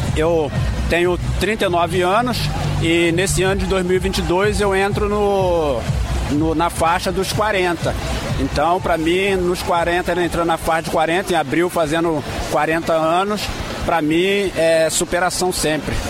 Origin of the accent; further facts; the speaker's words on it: Mangaratiba, Rio de Janeiro, Brazil; Eu sou da, da Engaíba, Batatal, um município, é, município de Mangaratiba